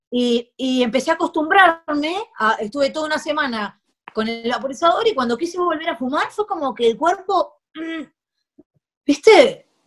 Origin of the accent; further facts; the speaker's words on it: Uruguay; now in Spain; Sí, yo soy uruguayo.